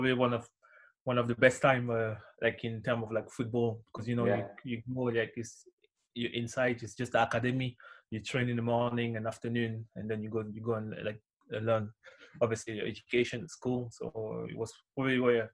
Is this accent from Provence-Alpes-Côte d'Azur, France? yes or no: no; Paris, Île-de-France, France; moved away; I'm from Paris